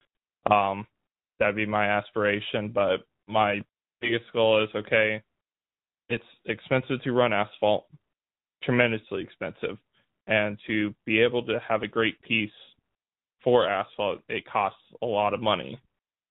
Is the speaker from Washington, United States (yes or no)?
no; California, United States; I was from California